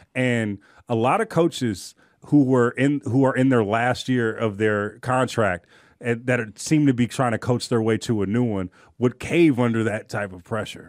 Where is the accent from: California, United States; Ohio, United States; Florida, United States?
California, United States; Oakland; I'm from Oakland